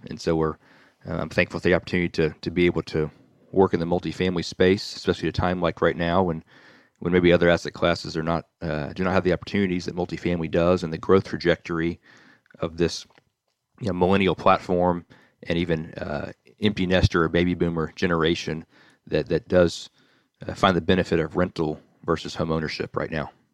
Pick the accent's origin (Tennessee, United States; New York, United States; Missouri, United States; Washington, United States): Tennessee, United States; Nashville; born and raised in Nashville, Tennessee